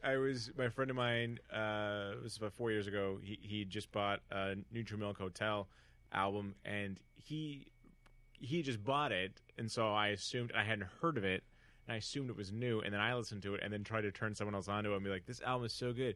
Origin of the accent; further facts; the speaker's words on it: Northern California, United States; now in Los Angeles, United States; growing up in Northern California in a very rich white beach enclave